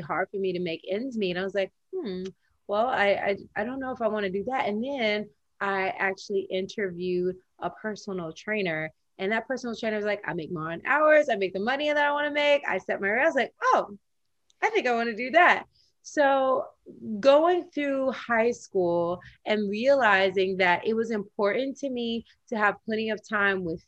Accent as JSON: {"language": "English", "region": "Tennessee", "country": "United States", "tie": "born or raised there", "said": "When I was growing up in the South in Tennessee"}